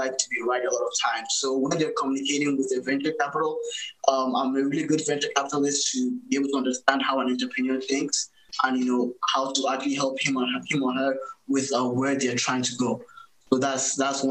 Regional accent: Nigeria; moved away as an adult; also born or lived in Boston, United States / Canada; now in United States; So I was born in Boston, but I grew up in Nigeria

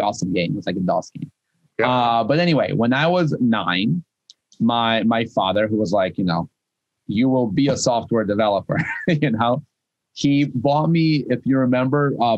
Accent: Moscow, Russia; English is a second language; also born or lived in Kyiv, Ukraine / San Francisco, United States; now in Boston, United States; I was born in Kiev. I moved to Moscow. I grew up in Moscow.

